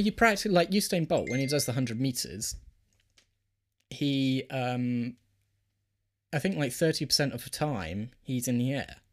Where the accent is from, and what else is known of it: United Kingdom